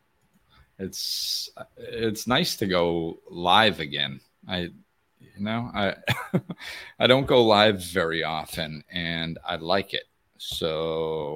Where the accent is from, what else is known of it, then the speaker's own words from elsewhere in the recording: Massachusetts, United States; moved away; back where I grew up in Massachusetts